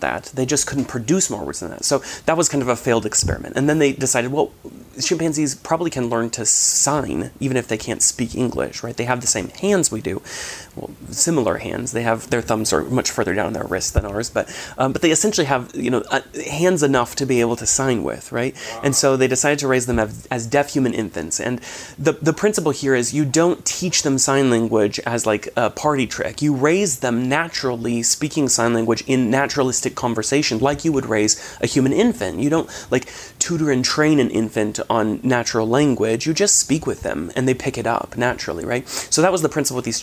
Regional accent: Washington, United States; I grew up in Washington State

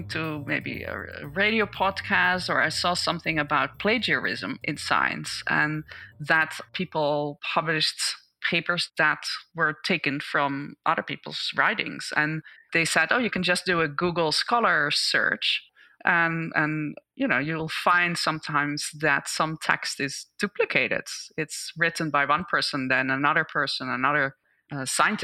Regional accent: Netherlands; moved away as an adult; now in United States; I grew up in the Netherlands and did my PhD there, and I moved to the US in 2001

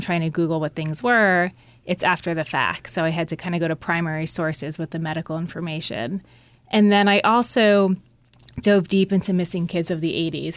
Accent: Mendham, New Jersey, United States; my hometown, Mendham, New Jersey.

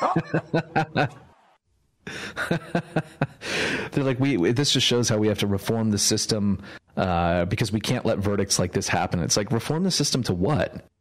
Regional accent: California, United States; also born or lived in New York; now in Texas, United States; I'm from California, and then I moved to New York, and now I'm a Texan

